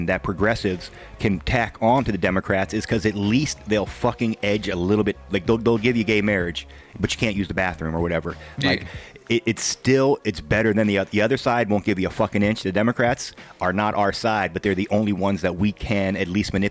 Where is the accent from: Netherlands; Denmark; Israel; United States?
United States; the South; I am a Southerner